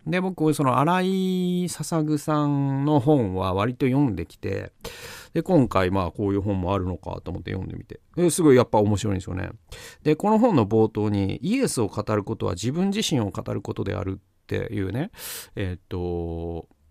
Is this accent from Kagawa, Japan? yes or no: no; Gamagori, Aichi, Japan; 僕のね、故郷の蒲郡にもあるんですけど